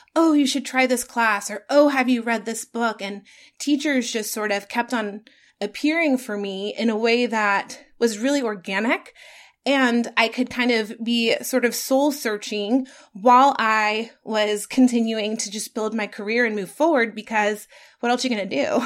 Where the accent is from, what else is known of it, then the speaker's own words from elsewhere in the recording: Atlanta, Georgia, United States; I got to work for my hometown radio station that I grew up listening